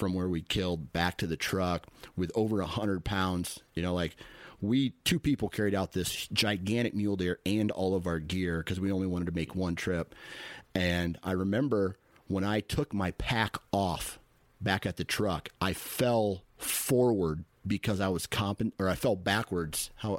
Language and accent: English; Iowa, United States; So it's two guys from out east. I'm from Iowa, he's from New York